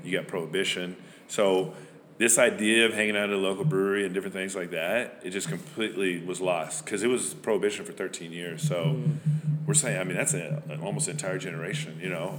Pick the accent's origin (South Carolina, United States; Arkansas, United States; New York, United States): Arkansas, United States; Van Buren; also born or lived in Rhode Island; I'm originally from Van Buren, Arkansas, which is right across the river here